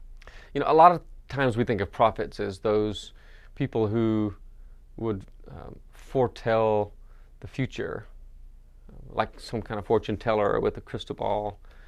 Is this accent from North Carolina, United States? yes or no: yes; North Carolina, United States; "Born and bred in Western North Carolina. I'm from the mountains. I'm a mountain man."